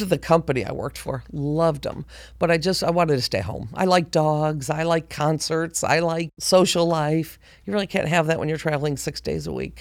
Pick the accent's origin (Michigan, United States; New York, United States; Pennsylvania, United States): New York, United States; Buffalo; moved away as an adult; now in Georgia, United States; I was born and raised in Buffalo, New York.